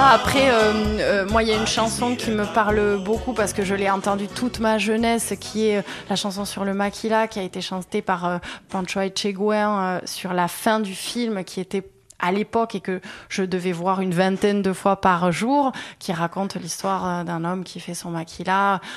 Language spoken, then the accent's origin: French; Artamendi, Nouvelle-Aquitaine, France; moved away as an adult; also born or lived in Bordeaux; now in Anglet, France; moi j'ai grandi plutôt à Artamendi